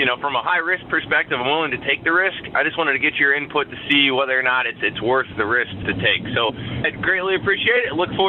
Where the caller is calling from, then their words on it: Chicago, Illinois, United States; I'm calling in from the Chicagoland area in Illinois.